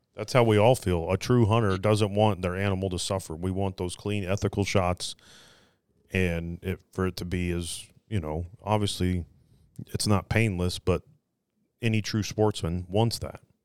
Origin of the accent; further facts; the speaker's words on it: Phoenix, Arizona, United States; We're from Phoenix. We know all about that.